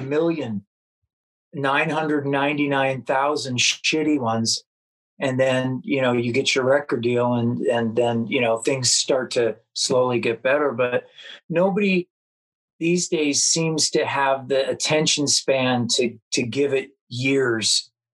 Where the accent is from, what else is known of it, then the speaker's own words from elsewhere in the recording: Los Angeles, California, United States; also born or lived in Chicago, Illinois; I was born in Chicago, and um, moved out to uh, L.A. I don't know, fourth or fifth grade or something, and then lived in the San Fernando Valley